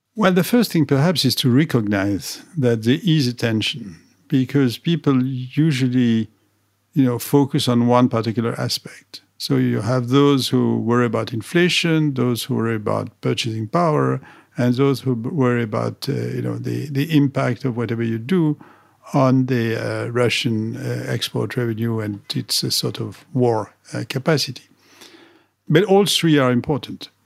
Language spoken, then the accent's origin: English; Paris, Île-de-France, France; I was educated as a, as an engineer in, in, in France, in Paris. I grew up there